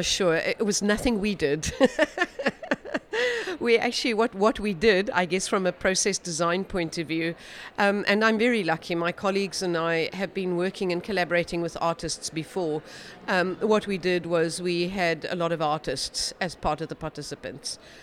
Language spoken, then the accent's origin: English; South Africa; I'm a South African practicing futurist